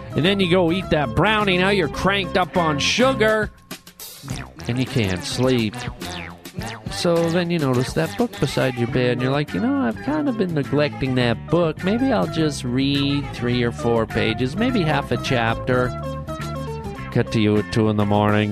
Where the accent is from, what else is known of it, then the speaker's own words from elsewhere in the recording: Canada; moved away as an adult; now in United States; I come from Canada